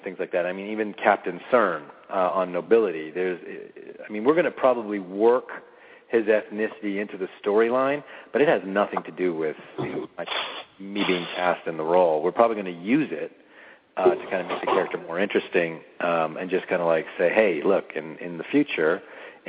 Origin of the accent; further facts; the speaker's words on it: Canada; I'm a Canadian. I'm born in Canada